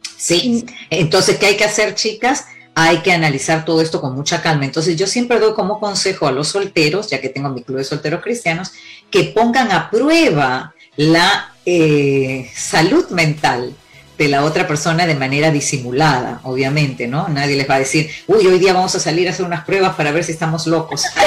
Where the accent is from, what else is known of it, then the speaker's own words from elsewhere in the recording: Peru; moved away; also born or lived in Cuba; Yo nací en Cuba, pero me crié en Perú